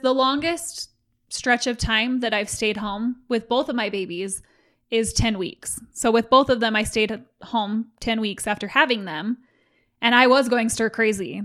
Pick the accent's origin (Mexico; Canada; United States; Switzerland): United States; Utah; I was raised in Utah, and the dominant religion here